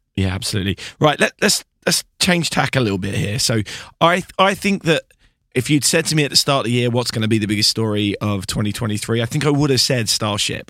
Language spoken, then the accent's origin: English; United Kingdom; being a British person